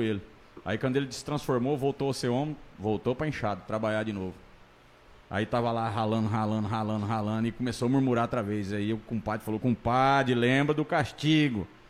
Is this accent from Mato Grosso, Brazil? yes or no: yes; Tangará da Serra, Mato Grosso, Brazil; moved away as an adult; Eu saí daqui, velho. Saí de Tangará da Serra, Mato Grosso